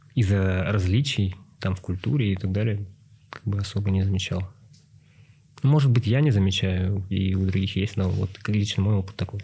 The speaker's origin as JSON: {"language": "Russian", "town": "Yakutsk", "region": "Sakha Republic", "country": "Russia", "tie": "born or raised there", "moved": "as an adult", "lives_now": "Almaty, Kazakhstan", "said": "сам я родом из республики Саха, Якутия. Но на данный момент я проживаю в Казахстане, в городе Алматы"}